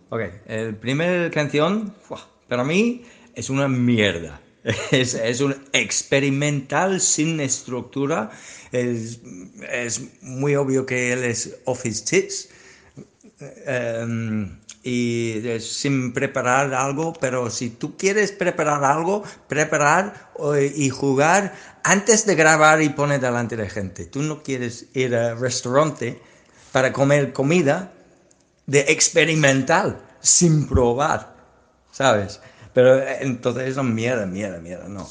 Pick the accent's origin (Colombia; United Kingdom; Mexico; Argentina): United Kingdom; England; Spanish is a second language; now in Spain; soy inglés, pero vivo aquí en España para más que 20 años ya